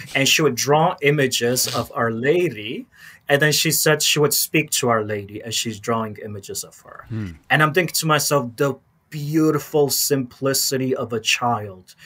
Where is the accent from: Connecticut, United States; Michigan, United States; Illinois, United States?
Illinois, United States; Chicago; growing up in Chicago in the 90s